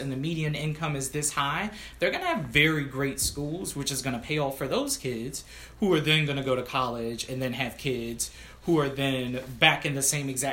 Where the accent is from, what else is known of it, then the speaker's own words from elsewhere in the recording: Washington, District of Columbia, United States; moved away; also born or lived in Prince George's County, Maryland; I grew up in Southeast DC, which again is the reason why my family was like, nope, let's move to PG County.